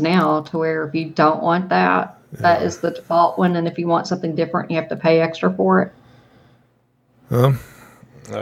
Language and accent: English; the South, United States; I'm from the South